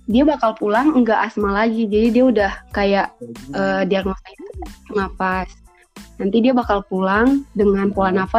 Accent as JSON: {"language": "Indonesian", "region": "Gorontalo", "country": "Indonesia", "said": "Hai semuanya … aku dari Gorontalo, mahasiswa di UNG dan salam kenal."}